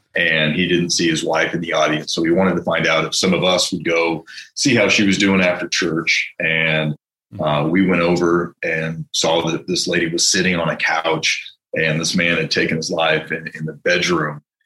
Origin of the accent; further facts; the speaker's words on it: San Francisco, California, United States; now in Denver, United States; I'm from San Francisco